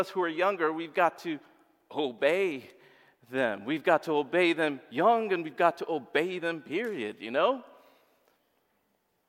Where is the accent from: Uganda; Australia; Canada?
Uganda; moved away; I come from Uganda.